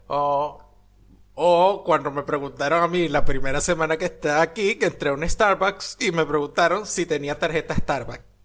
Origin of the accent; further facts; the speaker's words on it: Venezuela; now in Argentina; yo soy de Venezuela